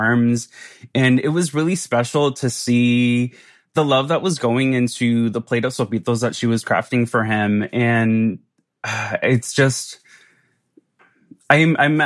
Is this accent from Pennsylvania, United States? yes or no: no; Santa Ana, California, United States; I grew up in Southern California in Orange County, in a city called Santa Ana